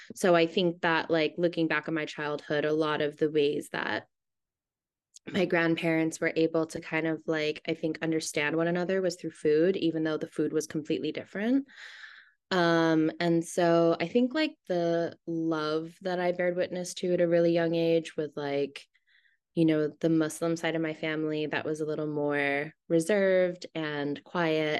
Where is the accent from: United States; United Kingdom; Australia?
United States; Hawaii; moved away as an adult; also born or lived in Seattle, Washington, United States; now in New York, United States; I was born in Seattle, but I moved to Hawaii when I was nine years old.